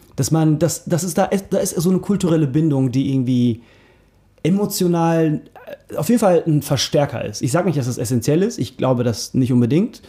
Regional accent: Germany; dass wir Deutsche sind. Also von mir, von mir aus Turkodeutsch

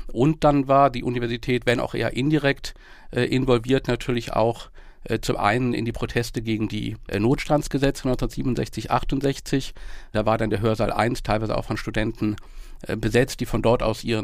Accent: Bonn, North Rhine-Westphalia, Germany; Als, als Bonner hat man natürlich auch bestimmte äh, Heimatgefühle

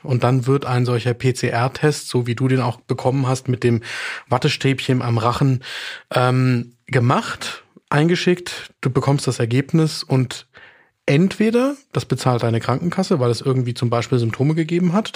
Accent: Bavaria, Germany; hier bei uns in Bayern

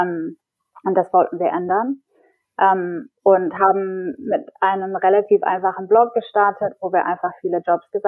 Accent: England, United Kingdom; German is a second language; also born or lived in Berlin, Germany; now in Stockholm, Sweden; Ich bin eigentlich Engländerin und habe davor ungefähr zehn Jahre in Berlin gelebt, ähm, aber probiere jetzt Schweden aus.

